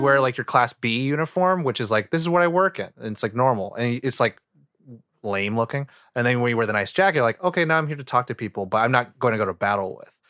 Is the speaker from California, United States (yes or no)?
yes; California, United States; I love where I grew up in California